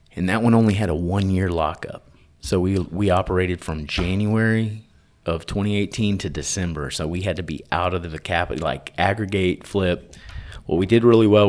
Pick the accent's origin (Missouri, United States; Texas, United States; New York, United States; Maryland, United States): Texas, United States; Tyler; I'm from Texas. I grew up in Tyler, Texas